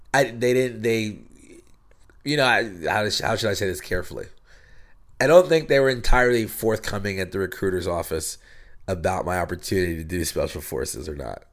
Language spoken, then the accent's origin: English; State College, Pennsylvania, United States; moved away as an adult; now in Los Angeles, United States; I grew up in Pennsylvania